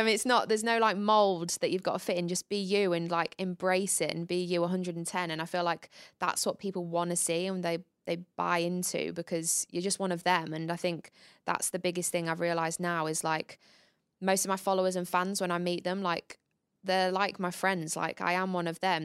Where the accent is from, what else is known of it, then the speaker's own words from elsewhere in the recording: Grimsby, Yorkshire and the Humber, United Kingdom; moved away; we come from the same hometown